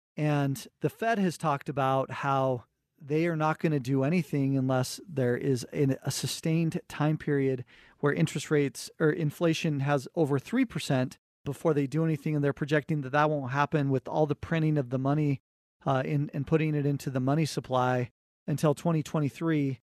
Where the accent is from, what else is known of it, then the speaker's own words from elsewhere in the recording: Cottonwood Heights, Utah, United States; we grew up in Cottonwood Heights